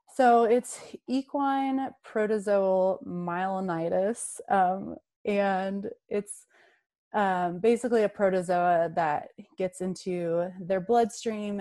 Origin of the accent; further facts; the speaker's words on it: North Carolina, United States; I grew up in North Carolina um, in the in the mountains there